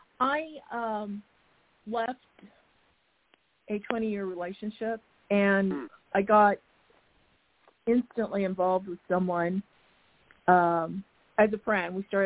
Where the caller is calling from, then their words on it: Arizona, United States; … from Arizona.